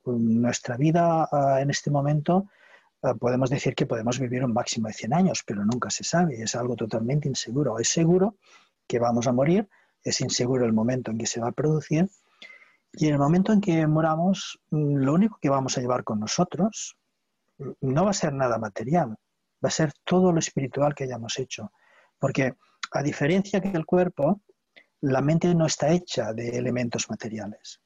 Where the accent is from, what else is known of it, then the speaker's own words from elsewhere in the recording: Barcelona, Catalonia, Spain; Soy de Barcelona, de Cataluña.